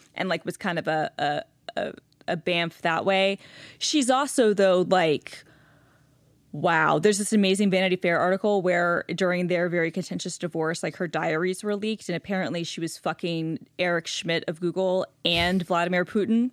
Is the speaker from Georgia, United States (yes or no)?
yes; Gwinnett County, Metro Atlanta, Georgia, United States; moved away; growing up in Gwinnett County